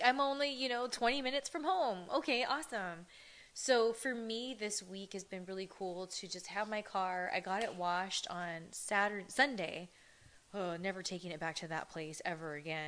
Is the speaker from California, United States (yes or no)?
yes; Ontario, California, United States; our old neck of the woods where we grew up in Ontario